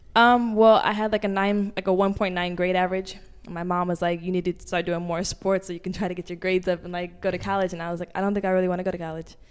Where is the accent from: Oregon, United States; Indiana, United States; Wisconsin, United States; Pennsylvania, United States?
Oregon, United States; Portland; moved away as an adult; also born or lived in Los Angeles, California; now in New York, United States; I'm from Portland, Oregon